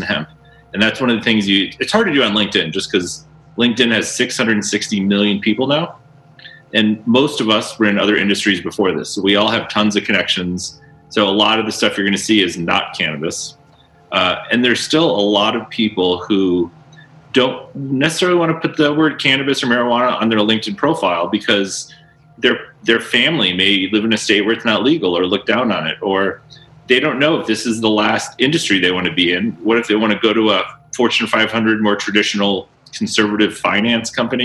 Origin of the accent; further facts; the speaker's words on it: Northeast Ohio, United States; now in Colorado, United States; I grew up in Northeast Ohio